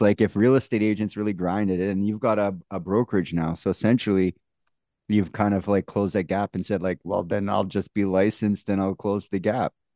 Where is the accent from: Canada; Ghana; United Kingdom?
Canada; accent: Canadian; also born or lived in Manitoba; my Canadian accent